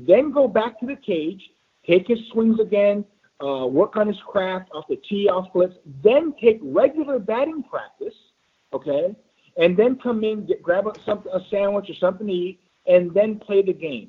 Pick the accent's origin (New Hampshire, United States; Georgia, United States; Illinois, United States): Illinois, United States; Chicago; I grew up in Chicago